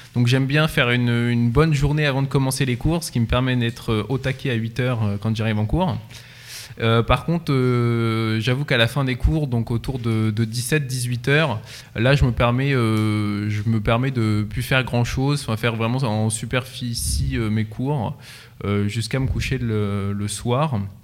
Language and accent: French; Centre-Val de Loire, France; Perdu entre Nogent-le-Rotrou et Chartres, un petit village de campagne